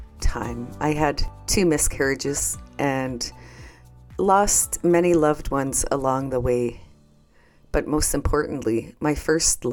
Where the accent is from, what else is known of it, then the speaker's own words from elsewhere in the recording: Canada; I'm from the Bear Clan and from Canada